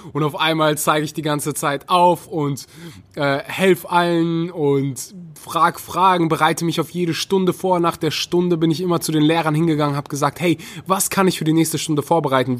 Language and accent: German; North Rhine-Westphalia, Germany; ich komme aus Nordrhein-Westfalen